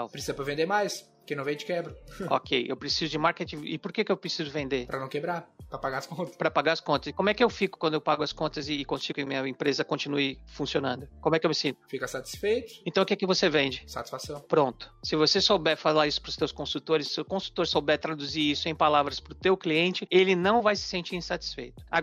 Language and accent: Portuguese; United States; porque eu sou americano, eu não sei que produto eu compro para dor de cabeça over the counter